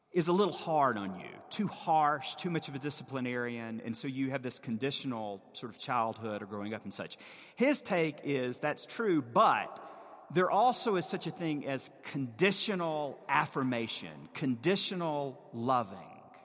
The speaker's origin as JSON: {"language": "English", "region": "the American South", "country": "United States", "said": "As a Southerner and a child of the Bible Belt"}